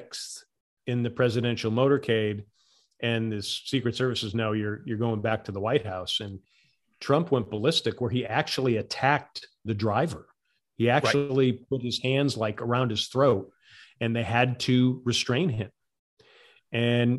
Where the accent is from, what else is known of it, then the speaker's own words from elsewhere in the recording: Connecticut, United States; moved away; I was from Connecticut.